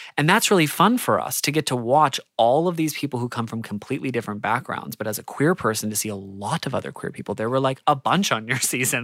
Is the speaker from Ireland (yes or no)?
no; Australia; as an Australian